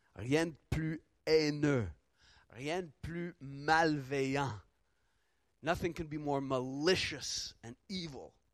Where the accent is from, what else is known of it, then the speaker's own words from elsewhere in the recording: Ottawa, Ontario, Canada; tout le quartier euh, où, j'ai grandi à Ottawa